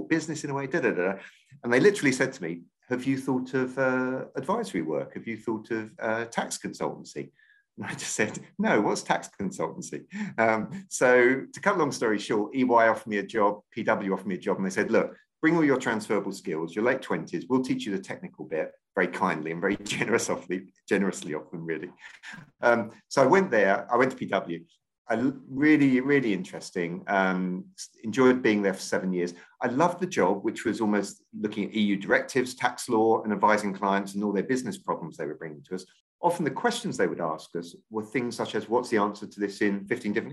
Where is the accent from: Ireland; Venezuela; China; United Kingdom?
United Kingdom; Maidstone, South East England; also born or lived in London / Lesbos, Greece; I grew up down in Kent. So I went to Maidstone Grammar School